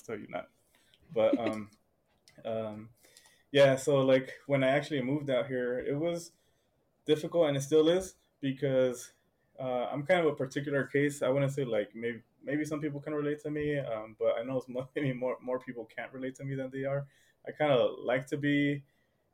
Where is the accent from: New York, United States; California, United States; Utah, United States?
California, United States; San Diego; moved away as an adult; I have never actually seen snow, because I'm from San Diego.